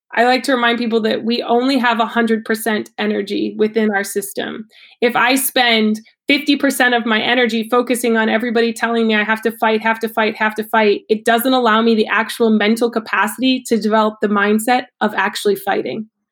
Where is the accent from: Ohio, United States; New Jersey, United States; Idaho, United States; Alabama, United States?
Ohio, United States; now in Maine, United States; I grew up in Ohio